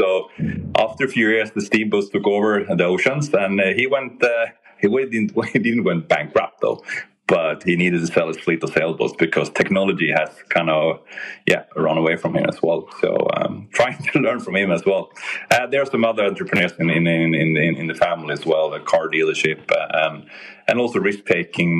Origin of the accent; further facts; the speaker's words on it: Sweden; I'm really from Sweden